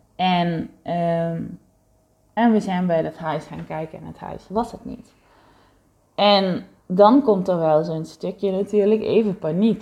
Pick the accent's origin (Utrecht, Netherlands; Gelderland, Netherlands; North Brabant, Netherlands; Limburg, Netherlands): Limburg, Netherlands; South; moved away as an adult; now in Heiloo, Netherlands; waar ik het grootste gedeelte van mijn leven eh, gewoond heb, waar ik opgegroeid ben als kind